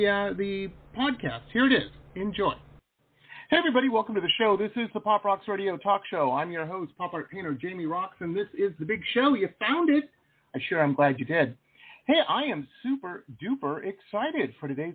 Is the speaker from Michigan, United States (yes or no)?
yes; Detroit, Michigan, United States; moved away as an adult; also born or lived in Boston / San Diego; I grew up in the Midwest in Detroit, went to school in Boston